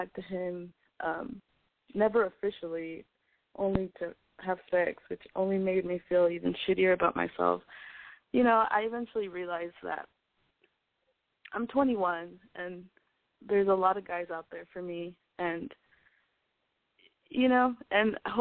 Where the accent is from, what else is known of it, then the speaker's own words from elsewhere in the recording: El Paso, Texas, United States; moved away as an adult; now in Austin, United States; I'm from El Paso, Texas, but I'm currently studying at school in Austin, Texas.